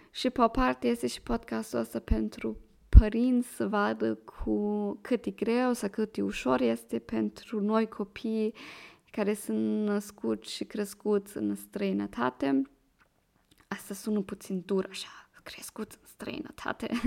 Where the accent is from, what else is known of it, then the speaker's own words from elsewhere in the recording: Germany; accent: Moldovan; Romanian is a second language; moved away as an adult; now in Vienna, Austria; eu vin din Germania și am 23 de ani. Acum locuiesc în Viena.